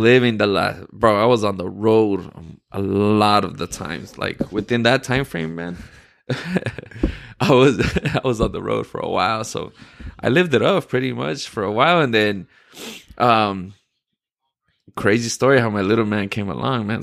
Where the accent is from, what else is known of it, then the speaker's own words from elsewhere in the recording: El Paso, Texas, United States; moved away; I'm from El Paso, Texas